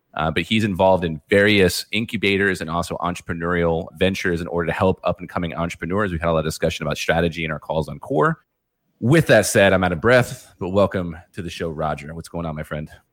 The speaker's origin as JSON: {"language": "English", "region": "New York", "country": "United States", "moved": "yes", "lives_now": "Florida, United States", "said": "I'm actually from New York"}